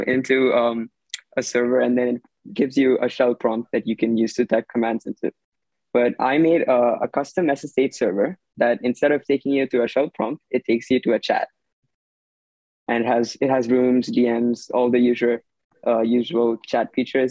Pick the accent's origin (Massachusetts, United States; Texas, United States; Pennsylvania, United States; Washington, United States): Washington, United States; Redmond; I'm 16, and I'm also from Washington. I live in Redmond